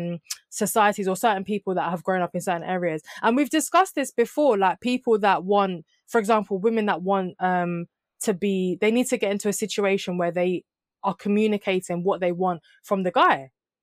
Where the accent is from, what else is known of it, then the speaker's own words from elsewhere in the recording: Jamaica; even I'm Jamaican, I could meet somebody that's been born in Jamaica and grown up in Jamaica. It doesn't mean we're the same culture.